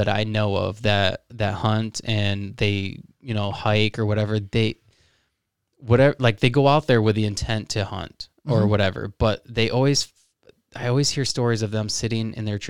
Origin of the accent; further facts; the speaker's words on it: Midwest, United States; obviously we're from the Midwest, so, and that's like the sport to do.